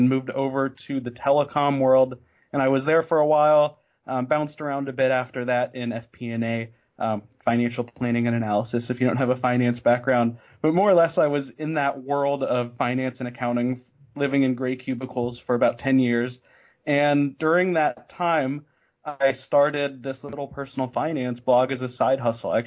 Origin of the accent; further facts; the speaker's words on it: Denver, Colorado, United States; I grew up in the Denver area.